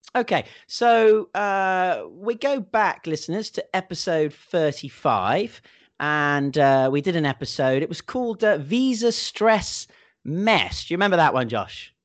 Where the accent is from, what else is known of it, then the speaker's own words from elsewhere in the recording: England, United Kingdom; moved away; If it could only be like this every year in England, I might just never have left.